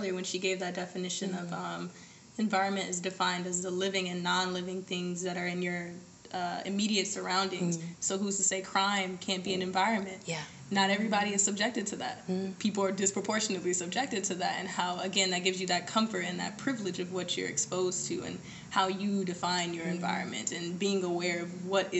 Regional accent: Birmingham, Alabama, United States; I'm from Birmingham, Alabama. I know I don't have an accent. And so I grew up with my grandmother in, like, the deep backwoods part of Alabama.

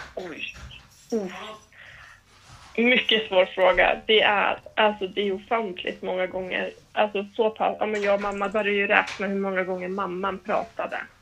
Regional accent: Härnösand, Västernorrland County, Sweden; now in Stockholm, Sweden; Sen har jag ju dansat lite hemma i min hemstad i Härnösand

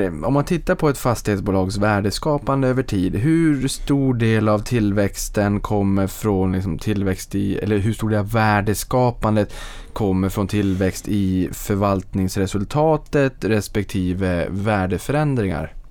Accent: Boden, Norrbotten County, Sweden; Boden i min hemstad

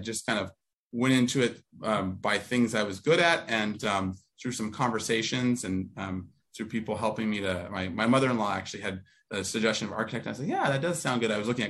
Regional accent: Whittier, California, United States; now in Santa Barbara, United States; I grew up in Whittier, outer southern edge, edge of Orange County, LA County.

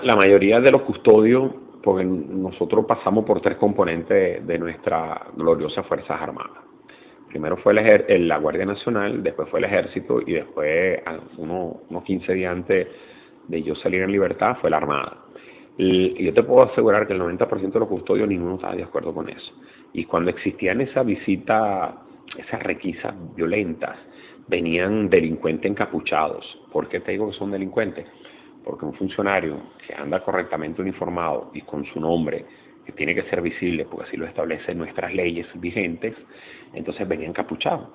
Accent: Venezuela

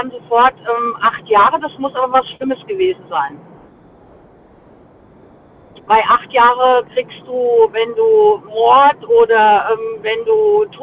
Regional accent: Mainz, Rhineland-Palatinate, Germany; Aus Mainz.

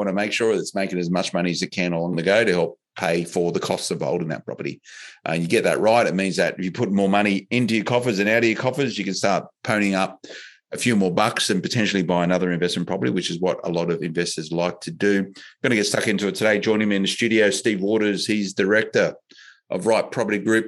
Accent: Australia; one of the many great things about Australia and being Australian

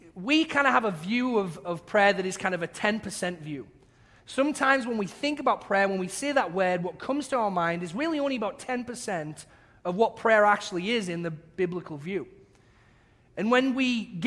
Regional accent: England, United Kingdom; accent: English; moved away; my English accent

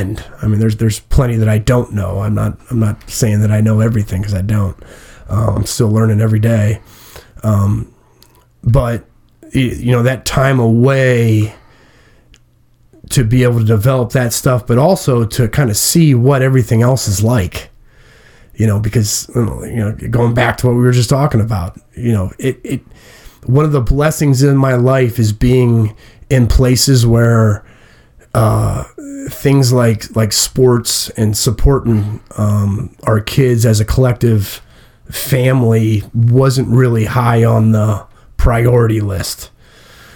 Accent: Massillon, Ohio, United States; I'm from Massillon, Ohio. I'm a Massillon Tiger

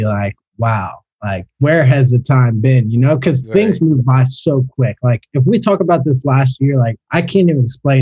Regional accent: Philadelphia, Pennsylvania, United States; now in South Florida, United States; I grew up in Philly.

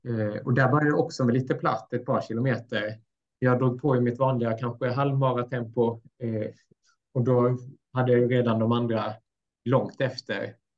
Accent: Blekinge, Sweden; also born or lived in Mora; now in Östersund, Sweden; växte upp i Blekinge ganska länge sedan jag flyttade därifrån

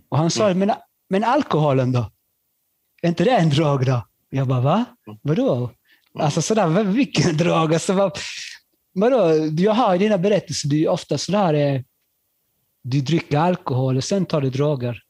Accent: Skåne, Sweden; also born or lived in Chile; jag var från Skåne

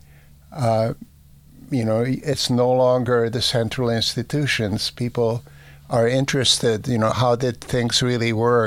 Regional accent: Budapest, Hungary; moved away; in my hometown of Budapest

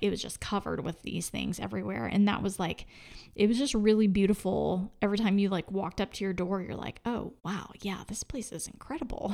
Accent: Oklahoma, United States; I'm from Oklahoma

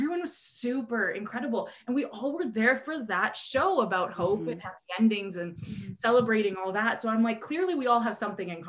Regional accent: Canada; I'm so Canadian.

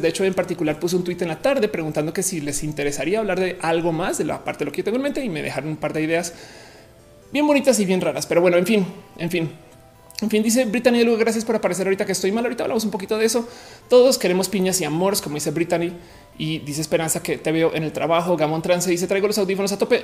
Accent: Colombia; moved away; also born or lived in Mexico; yo soy colombiana y que iba a Bogotá a estudiar

